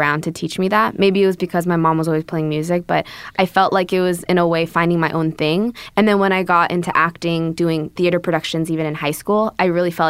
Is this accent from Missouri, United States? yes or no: no; Bay Area, California, United States; moved away as an adult; also born or lived in Korea / Irvine, California / Los Angeles; now in Atlanta, United States; I was born in Korea, moved to the Bay Area with my family, actually, because my dad got a radio job.